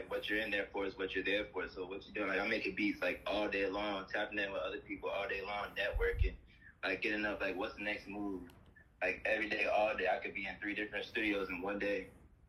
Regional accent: Jacksonville, Florida, United States; I'm from Jacksonville, Florida.

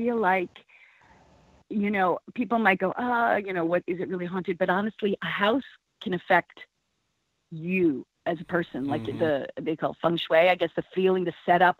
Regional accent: Plainview, New York, United States; I am from Plainview, New York, which is on Long Island.

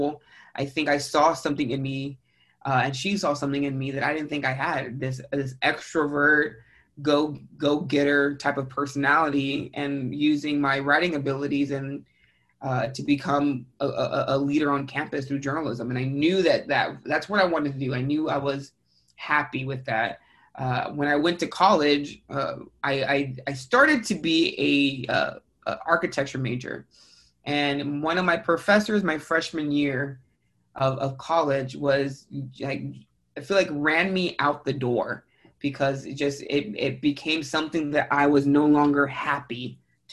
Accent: San Antonio, Texas, United States; also born or lived in San Marcos, Texas / Houston, Texas; I was born and raised in San Antonio, Texas

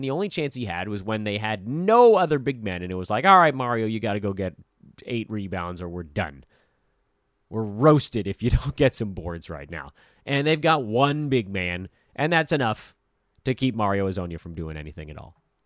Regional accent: Southern California, United States; growing up in Southern California, not rival schools because my school basically had no sports teams, but very close

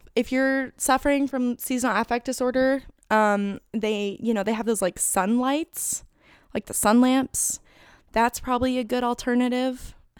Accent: Phoenix, Arizona, United States; moved away as an adult; also born or lived in Tucson, Arizona / Thousand Oaks, California; now in North Carolina, United States; I grew up in Phoenix

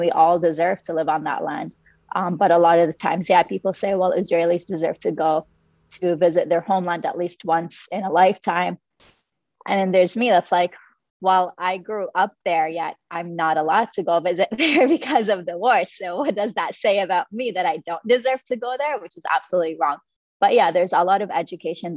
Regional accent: Palestine; now in Canada; I'm originally from Palestine, and I've immigrated to Canada in 2006.

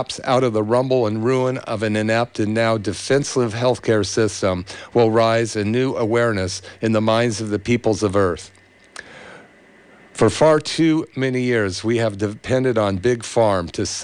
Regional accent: Berkeley, California, United States; in the 60s where I grew up in Berkeley

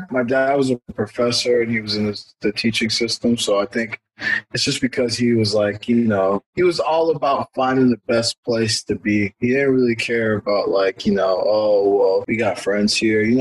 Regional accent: Houston, Texas, United States; also born or lived in Washington, D.C. / Virginia / Maryland / Louisiana; They moved here, and I was born in D.C. I grew up in Houston.

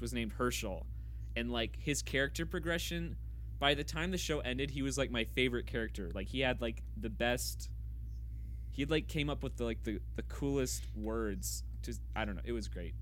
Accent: Kansas, United States; now in LeRoy, United States; I am f, originally from Kansas, but I live in Leroy, Minnesota

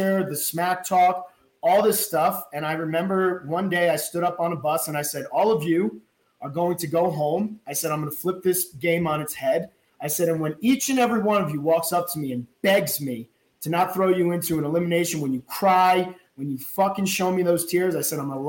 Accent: New Jersey, United States; I'm from New Jersey.

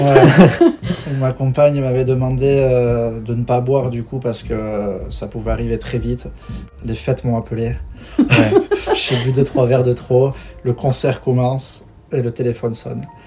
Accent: Bidart, Nouvelle-Aquitaine, France; also born or lived in Biarritz; on est nés les deux à Biarritz. On a grandi à Bidar, euh, quartier Riartea, euh, avec les copains

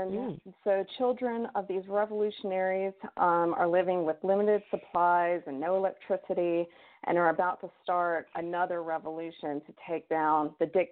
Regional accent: the South, United States; I grew up in the South

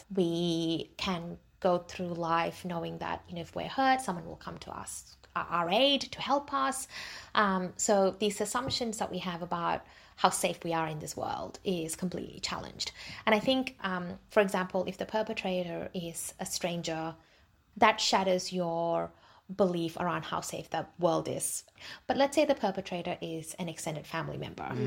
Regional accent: Australia; also born or lived in Jaffna, Sri Lanka; I was born in Jaffna, so I identify as a Tamil. We migrated to Australia when I was 8

